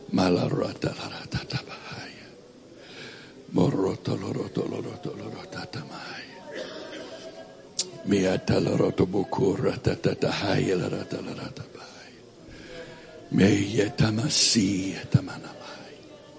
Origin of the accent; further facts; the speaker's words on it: Florida, United States; born there; I was born in Florida, even though I haven't lived that much time there.